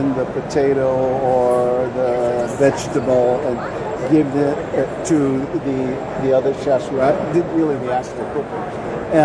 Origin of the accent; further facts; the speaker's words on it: Oahu, Hawaii, United States; I grew up in Hawaii